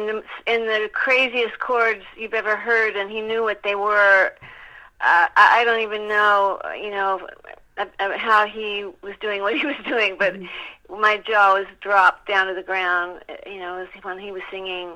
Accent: Dallas, Texas, United States; Well, you know, I'm from Texas.

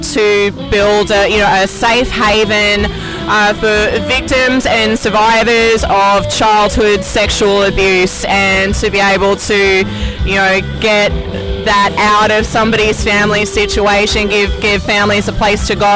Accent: Sydney, New South Wales, Australia; moved away as an adult; also born or lived in Wollongong, Australia; now in Florida, United States; I'm from close to Sydney. Yeah. So I grew up in Sydney

